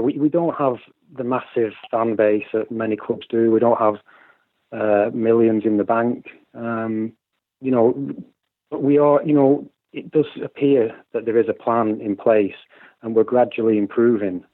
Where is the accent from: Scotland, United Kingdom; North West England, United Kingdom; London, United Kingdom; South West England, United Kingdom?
North West England, United Kingdom; Preston; moved away; also born or lived in Ireland; I was born in Deepdale, just minutes from North End's ground